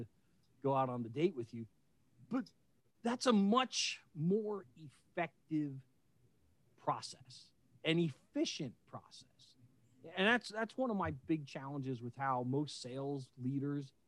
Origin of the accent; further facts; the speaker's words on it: Westchester County, New York, United States; now in Baltimore, United States; I grew up in Westchester County, New York, right along the Connecticut-New York line.